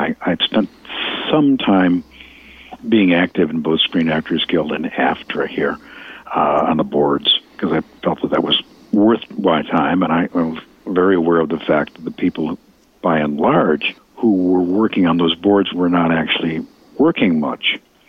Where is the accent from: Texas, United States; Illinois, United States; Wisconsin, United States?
Illinois, United States; Chicago; If you really live in Chicago, and it looks like I grew up on the South Side, that's how people talk.